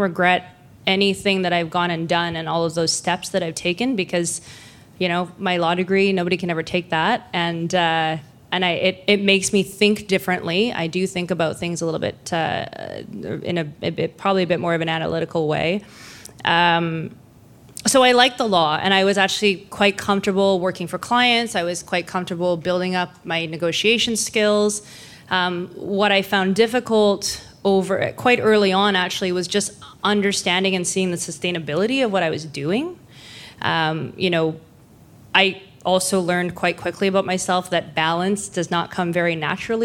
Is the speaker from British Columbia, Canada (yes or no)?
yes; Lower Mainland, British Columbia, Canada; also born or lived in Vancouver; So I'm born and raised in Lower Mainland. I've lived in Vancouver